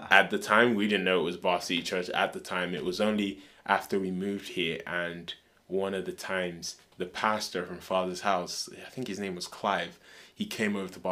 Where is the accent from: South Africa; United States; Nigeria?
Nigeria; Lokoja, Kogi; also born or lived in Kaduna; So I was born in Kaduna, but we moved to a state called Lokoja, which is like in the middle belt, like two hours away from the capital.